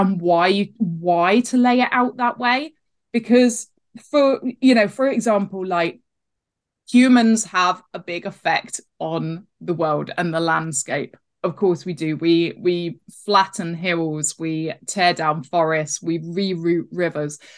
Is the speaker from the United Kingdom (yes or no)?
yes; Devon, South West England, United Kingdom; I grew up in Devon on the edge of Dartmoor.